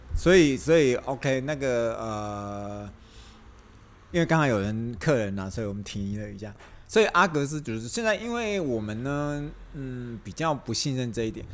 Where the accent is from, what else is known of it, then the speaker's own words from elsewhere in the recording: Taiwan; 我们台湾人